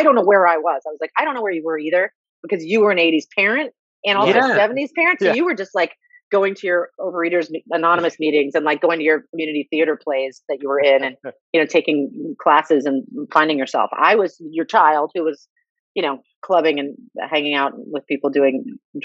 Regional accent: New York City, New York, United States; moved away as an adult; now in Los Angeles, United States; I grew up in New York City with her

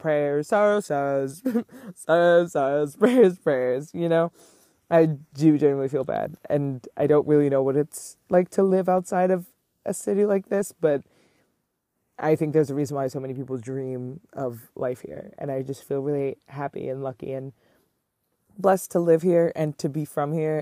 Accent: New York City, New York, United States; I am born and raised in Manhattan

